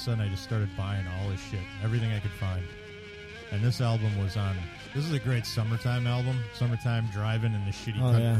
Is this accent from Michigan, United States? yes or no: no; Merrill, Wisconsin, United States; So my hometown, it says, it was close, but according to science, Merrill is the worst place you can live in Wisconsin.